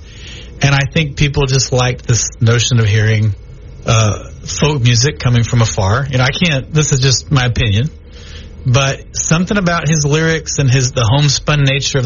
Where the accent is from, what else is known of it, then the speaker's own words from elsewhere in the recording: Texas, United States; also born or lived in Louisiana; now in Shreveport, United States; I'm a Texan, okay? I was born and raised in Texas. And so I came over here to Louisiana